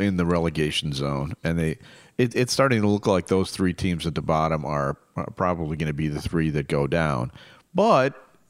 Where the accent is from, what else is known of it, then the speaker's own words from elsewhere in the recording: United States; as an American